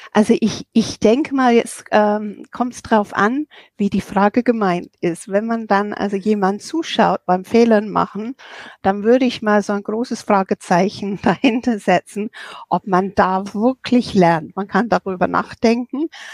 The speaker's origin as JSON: {"language": "German", "region": "England", "country": "United Kingdom", "moved": "yes", "lives_now": "Germany", "said": "ich bin Engländerin und ich bin seit 1985 in Deutschland"}